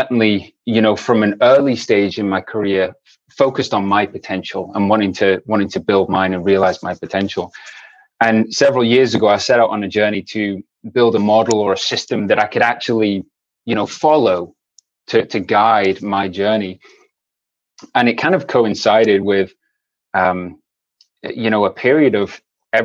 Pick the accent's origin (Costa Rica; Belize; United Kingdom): United Kingdom; Aberdeen, Scotland; moved away as an adult; also born or lived in England / North Carolina, United States; now in San Diego, United States; I was born and raised in the UK. Folks from England. I grew up in Aberdeen